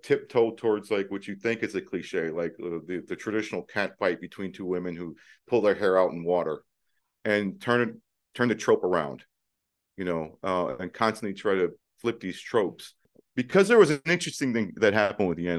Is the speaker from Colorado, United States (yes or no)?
no; Detroit, Michigan, United States; I'm biracial and from Detroit